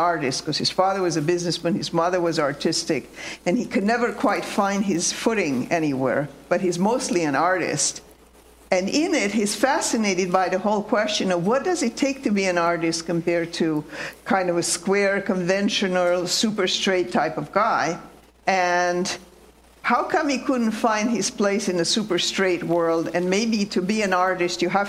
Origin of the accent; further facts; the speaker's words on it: Romania; moved away; I'm from Romania